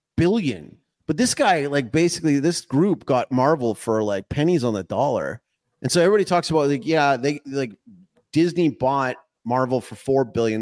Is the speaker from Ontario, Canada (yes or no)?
no; Calgary, Alberta, Canada; when I was growing up in Calgary